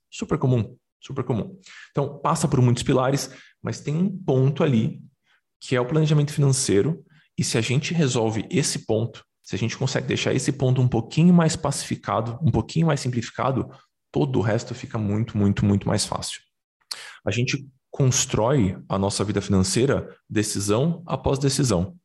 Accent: São Paulo, Brazil; Eu cresci no Brás, os paulistanos certamente vão, vão conhecer. É um bairro de, de classe média baixa de São Paulo

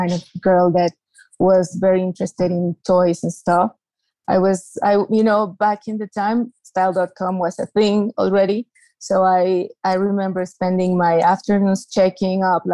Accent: Mexico City, Mexico; I was born and raised in Mexico City.

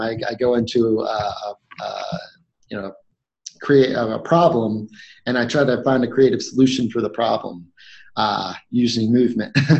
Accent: North Carolina, United States; I grew up in North Carolina

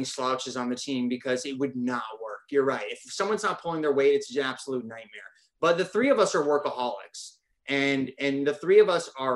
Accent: Northern Michigan, United States; I'm from Northern Michigan

